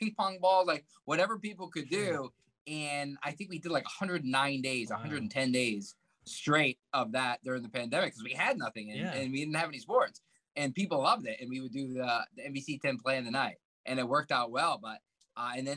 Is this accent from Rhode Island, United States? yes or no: yes; Rhode Island, United States; also born or lived in Cumberland, Rhode Island; I grew up in Rhode Island